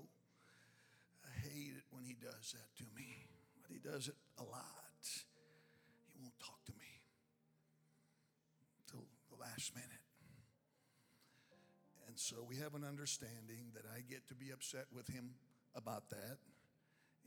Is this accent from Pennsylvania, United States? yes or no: no; Chicago, Illinois, United States; I am from Chicago